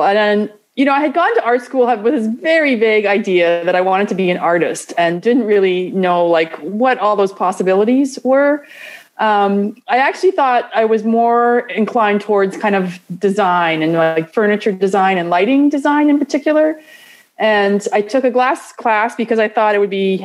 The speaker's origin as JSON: {"language": "English", "town": "Toronto", "region": "Ontario", "country": "Canada", "tie": "born or raised there", "moved": "as an adult", "lives_now": "San Bernardino, United States", "said": "I grew up in Toronto in Canada, so quite a distance from here."}